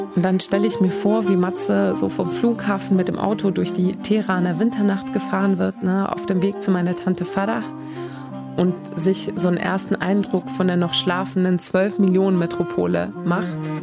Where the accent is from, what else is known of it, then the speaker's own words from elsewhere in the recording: Sweden; also born or lived in Isfahan, Iran; now in Cologne, Germany; weil ich eben dort aufgewachsen bin